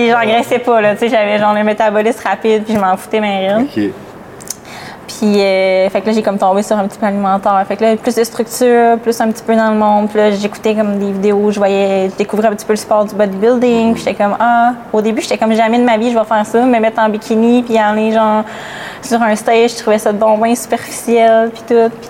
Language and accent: French; Quebec, Canada; Moi, je viens de la Gaspésie. Fait que, euh, petite Gaspésienne.